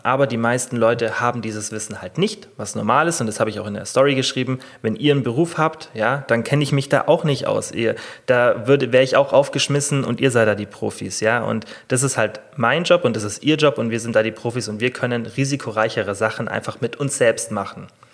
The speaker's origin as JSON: {"language": "German", "country": "Germany", "said": "bei uns in Deutschland"}